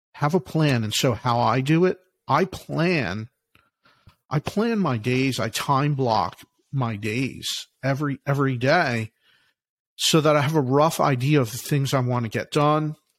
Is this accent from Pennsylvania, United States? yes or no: yes; Philadelphia, Pennsylvania, United States; I'm from Philly, from Philadelphia